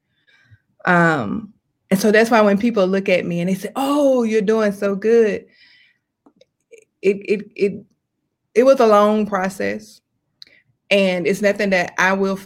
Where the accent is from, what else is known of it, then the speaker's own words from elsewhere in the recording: Atlanta, Georgia, United States; I'm from Atlanta, Georgia